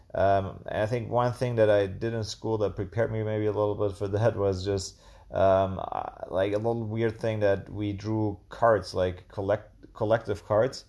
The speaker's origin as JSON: {"language": "English", "town": "Tübingen", "region": "Baden-Württemberg", "country": "Germany", "tie": "born or raised there", "also_born_or_lived": "Münster, Germany", "moved": "as an adult", "lives_now": "Chiang Mai, Thailand", "said": "I'm from Germany and, uh, a little town called Tübingen that's, which is near Stuttgart in the south of Germany. And, um, yeah, I grew up with, um, two sisters"}